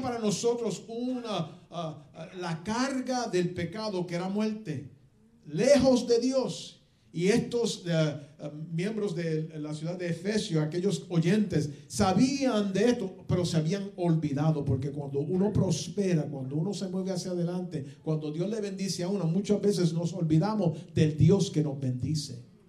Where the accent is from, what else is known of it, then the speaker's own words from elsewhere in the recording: Puerto Rico; now in United States; yo soy bien, bien boricua